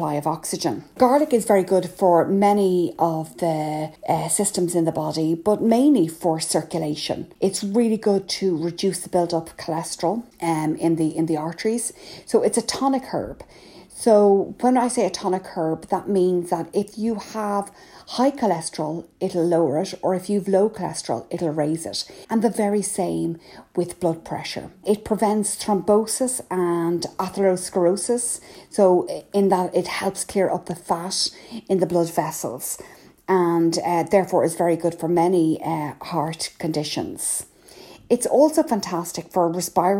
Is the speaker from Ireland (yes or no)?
yes; Ireland; I'm …